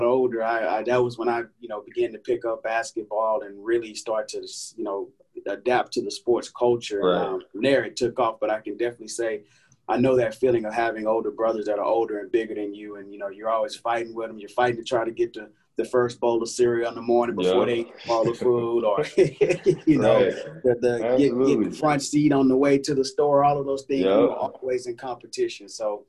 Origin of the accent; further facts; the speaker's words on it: Houston, Texas, United States; And growing up in Fifth Ward, you know, we were always outdoors.